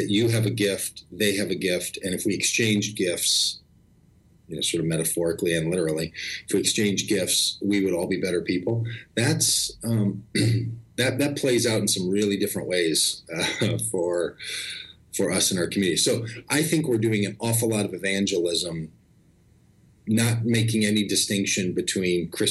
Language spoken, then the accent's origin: English; Golden Valley, Minnesota, United States; I grew up in Minnesota.